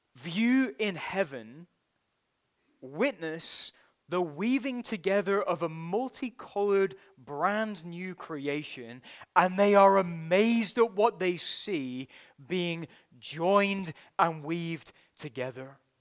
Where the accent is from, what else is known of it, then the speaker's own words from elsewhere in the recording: United Kingdom; as a Brit